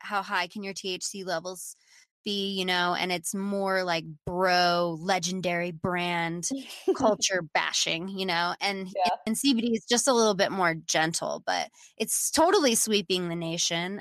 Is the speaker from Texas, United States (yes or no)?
yes; Austin, Texas, United States; I'm from Austin